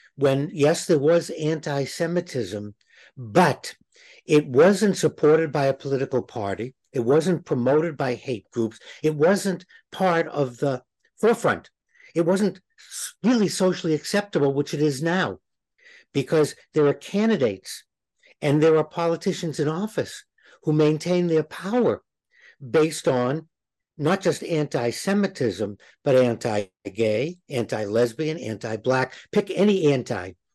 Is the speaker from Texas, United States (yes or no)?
no; Boston, Massachusetts, United States; Growing up in Boston, people wore crosses